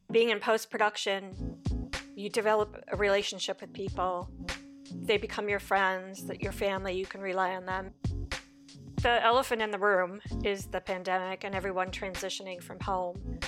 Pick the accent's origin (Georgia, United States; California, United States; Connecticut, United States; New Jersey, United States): Connecticut, United States; moved away as an adult; also born or lived in New York; now in Los Angeles, United States; I'm a East Coast girl. I grew up in Connecticut